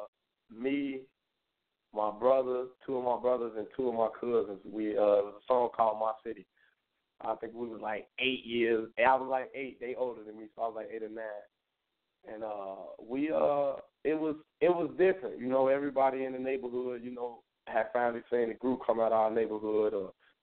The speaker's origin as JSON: {"language": "English", "town": "Chicago", "region": "Illinois", "country": "United States", "said": "I'm from Chicago, Westside, 290"}